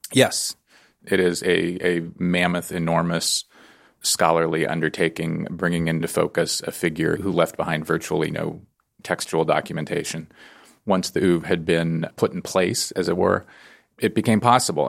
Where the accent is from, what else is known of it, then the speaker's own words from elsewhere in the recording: San Francisco Bay Area, California, United States; I grew up in in the San Francisco Bay Area